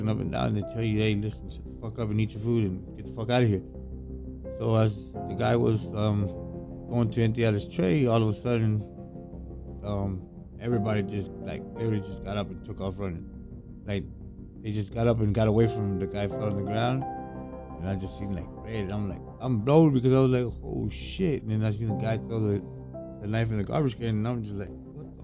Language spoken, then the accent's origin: English; Tampa, Florida, United States; I'm from Tampa